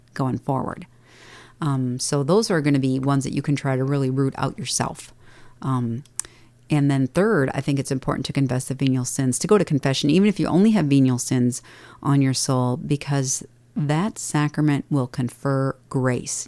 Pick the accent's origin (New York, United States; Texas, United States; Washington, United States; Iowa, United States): Iowa, United States; Dubuque; moved away; I grew up in Dubuque, and I only knew Catholics